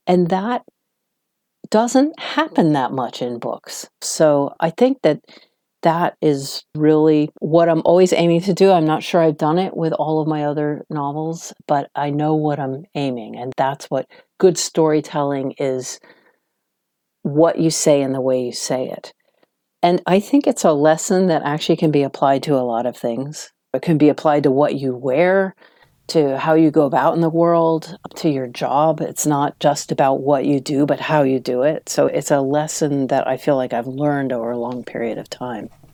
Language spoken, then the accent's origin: English; Washington, District of Columbia, United States; moved away as an adult; now in London, United Kingdom; I was from Washington, D.C., which is a much calmer, smaller town compared to New York